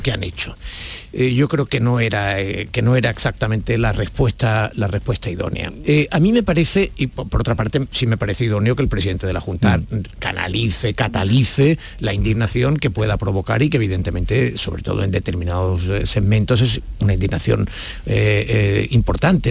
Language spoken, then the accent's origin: Spanish; Andalusia, Spain; yo no me siento ofendida como andaluza